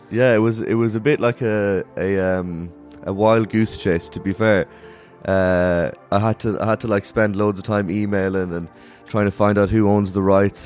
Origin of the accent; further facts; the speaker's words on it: Ireland; moved away as an adult; also born or lived in Dublin; now in London, United Kingdom; we're five Irish dudes who play rock and roll music